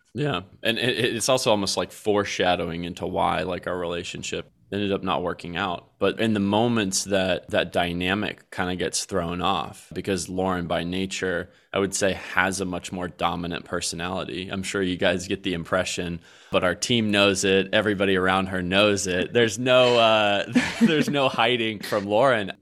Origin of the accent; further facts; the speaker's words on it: Colleyville, Texas, United States; we're gonna stay here in suburbia where I grew up in Colleyville, Texas